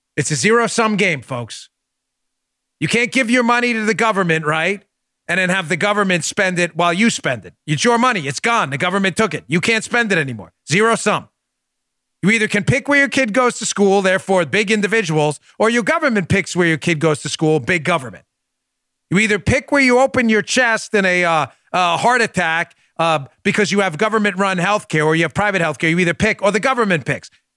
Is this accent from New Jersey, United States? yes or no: no; New York City, New York, United States; when I grew up in New York City